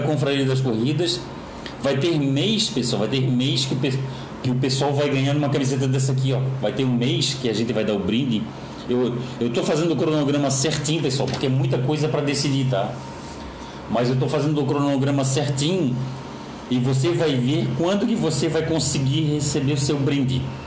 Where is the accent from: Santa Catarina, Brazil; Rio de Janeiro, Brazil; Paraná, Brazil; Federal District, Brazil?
Santa Catarina, Brazil; Florianópolis; Eu sou manezinho da ilha aqui de Florianópolis